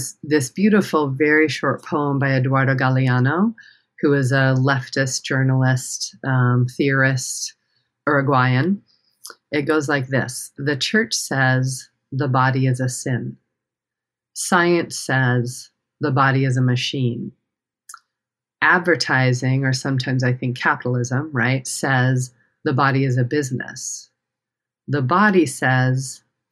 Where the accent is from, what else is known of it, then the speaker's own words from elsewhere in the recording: the Rockies in Colorado, United States; I grew up in the Rockies in Colorado in a very small town